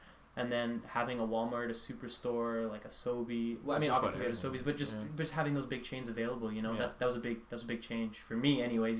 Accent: Canmore, Alberta, Canada; moved away as an adult; also born or lived in St.FX, Nova Scotia; now in Antigonish, Canada; 20. Born and raised in Banff, Alberta, because for anybody who's from Alberta, I guess they know where Canmore is, but I'm gonna say Banff for anybody who's not from Alberta.

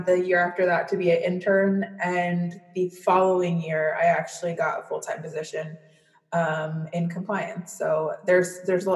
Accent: San Diego, California, United States; moved away as an adult; now in New York, United States; I was born and raised in San Diego

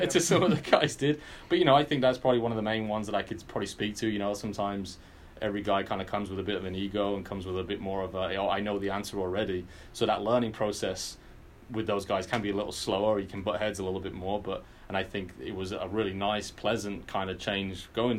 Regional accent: England, United Kingdom; moved away; as a kid growing up in England

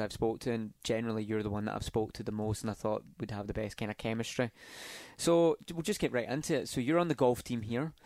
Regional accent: Scotland, United Kingdom; now in United States; as a Scot

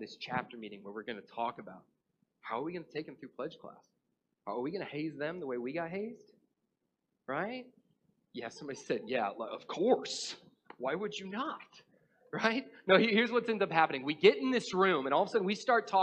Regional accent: North Georgia, United States; also born or lived in Atlanta, Georgia; I grew up in North Georgia.

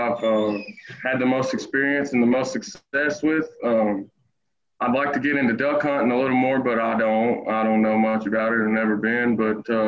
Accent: Georgetown, Kentucky, United States; born or raised there

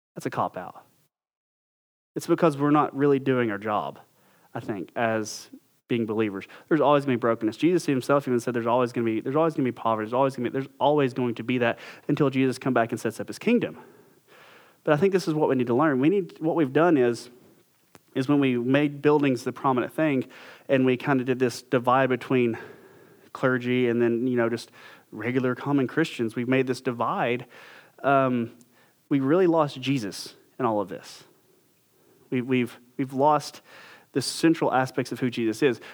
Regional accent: United States; we're American

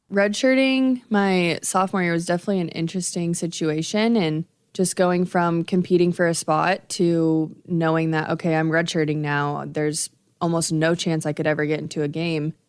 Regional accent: Nebraska, United States; growing up in Nebraska, obviously you're surrounded by Nebraska volleyball

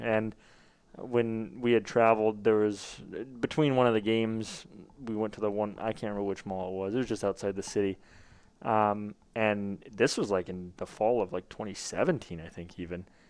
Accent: Glendale, Arizona, United States; I'm from Glendale, Phoenix area.

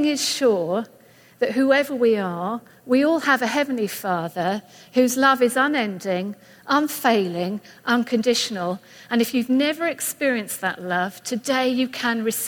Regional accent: England, United Kingdom; moved away as an adult; you'll see that I sound different. I'm from England. We've been here about 5 years now

